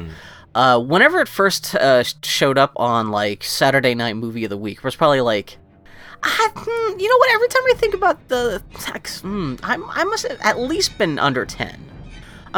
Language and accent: English; Texas, United States; I was growing up in Texas and not in Martha's Vineyard